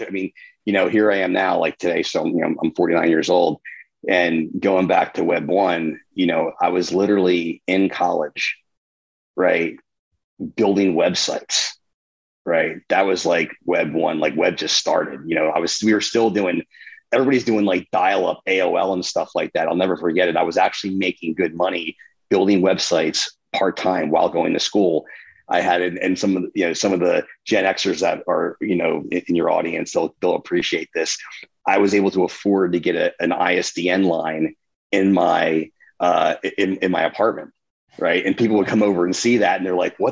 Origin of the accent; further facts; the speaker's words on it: New Jersey, United States; which is my hometown